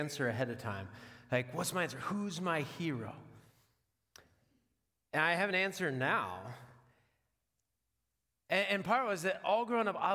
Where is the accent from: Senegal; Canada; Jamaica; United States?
United States; Washington; now in Dubuque, United States; I'm from Washington. Like our state rivalry football game is the Apple Cup